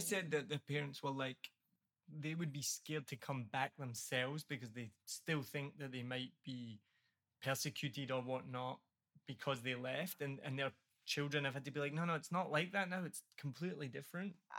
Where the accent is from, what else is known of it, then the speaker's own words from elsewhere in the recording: Scotland, United Kingdom; I'm from Scotland and my family are all white